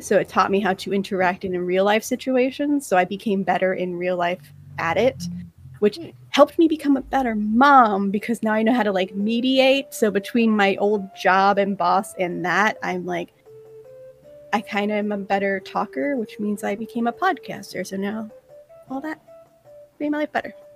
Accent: South Florida, United States; now in Tampa, United States; we grew up in South Florida

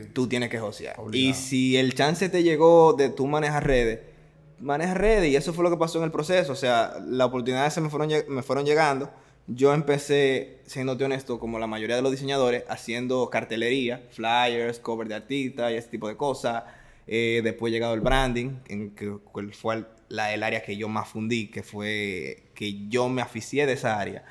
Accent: San Francisco de Macorís, Duarte, Dominican Republic; moved away; yo vengo de, de la tercera ciudad de, este país, San Francisco de Macorís, serie 56

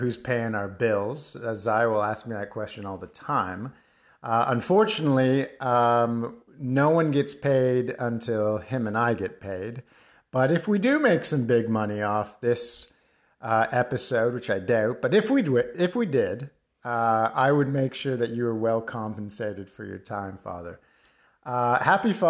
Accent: Mississauga, Ontario, Canada; moved away; I've returned to my hometown of Mississauga

